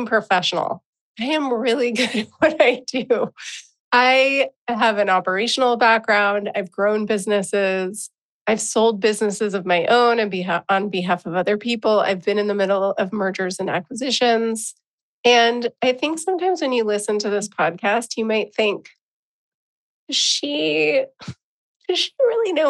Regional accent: San Diego, California, United States; accent: California; as a California girl, as someone who grew up in San Diego, California

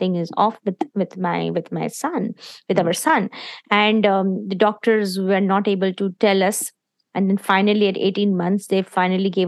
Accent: India; moved away as an adult; me and my husband, we are originally from India, and we came here, we got married, and in 1998, we came here

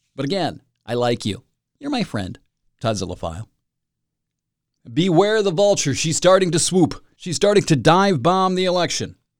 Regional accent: Michigan, United States; here in my home state

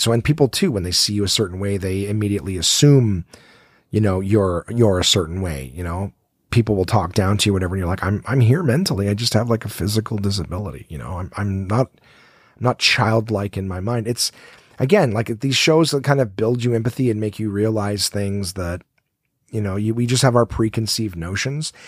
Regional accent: Ottawa, Ontario, Canada; I born and raised in Ottawa

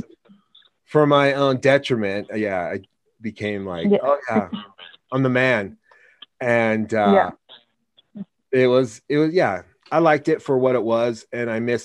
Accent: Wyoming, United States; moved away as an adult; also born or lived in Long Island, New York; I'm from Wyoming

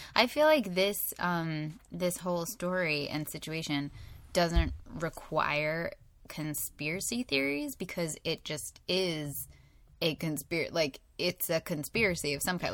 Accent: United States; We're American

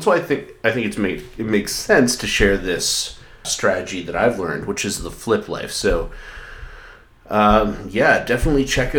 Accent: Canada; I'm Scottish, not Irish. Well, I'm Canadian, but my grandpa was born in Scotland

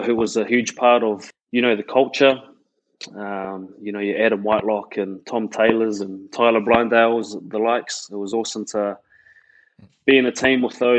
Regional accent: Christchurch, Canterbury, New Zealand; born and raised in Christchurch, which I'm really proud

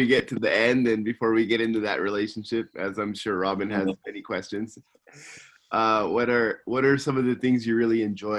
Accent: Simi Valley, California, United States; now in Tokyo, Japan; I'm from Simi Valley, California, and I'm living in Tokyo, Japan.

